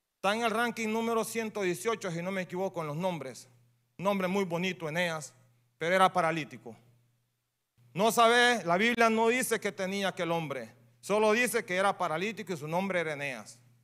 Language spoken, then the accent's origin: Spanish; Honduras; Yo soy hondureño